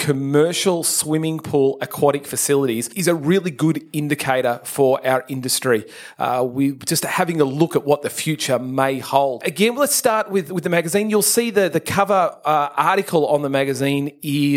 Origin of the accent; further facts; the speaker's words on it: Melbourne, Victoria, Australia; I grew up in Melbourne